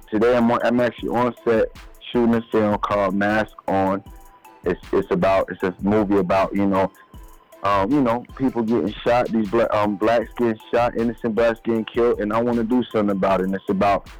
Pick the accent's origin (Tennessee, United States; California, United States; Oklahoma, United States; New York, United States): New York, United States; Yonkers; I used to live in Slowbomb. I'm from Yonkers, New York, man.